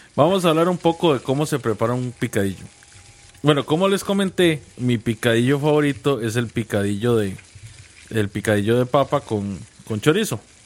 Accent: Costa Rica; yo soy más tico que el gallo pinto

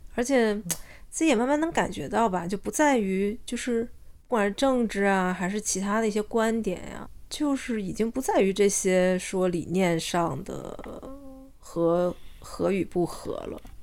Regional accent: China; now in Australia; 我是中国人，而且我，嗯，我觉得这件事我很自豪

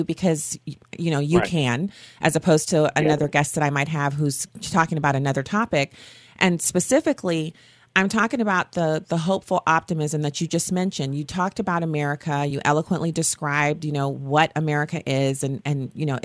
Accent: United States; I'm an American. I love this country

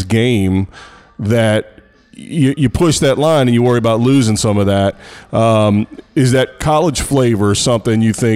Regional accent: United States; I'm American

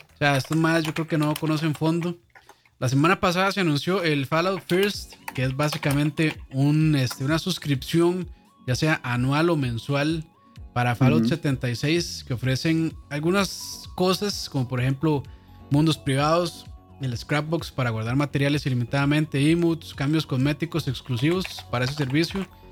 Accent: Costa Rica; aquí en Costa Rica

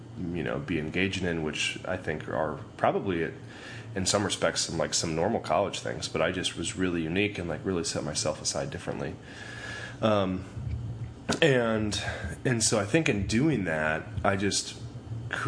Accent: outside Chicago, Illinois, United States; moved away as an adult; also born or lived in northwest Nebraska; I grew up outside Chicago in a small farming community.

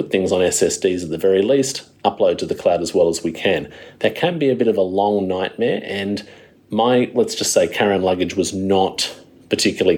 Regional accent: Wollongong, New South Wales, Australia; my hometown of Wollongong

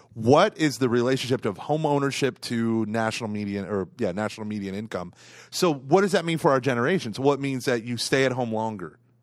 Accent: Tulsa area, Oklahoma, United States; I love my other churches that were in my hometown

